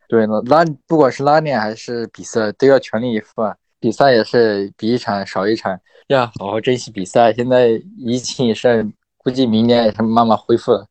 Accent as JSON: {"language": "Chinese", "town": "Lijiang", "region": "Yunnan", "country": "China", "tie": "born or raised there", "said": "来我老家丽江一起训"}